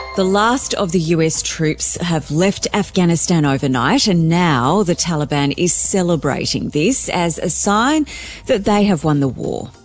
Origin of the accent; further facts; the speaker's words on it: Canberra, Australian Capital Territory, Australia; I grew up in Canberra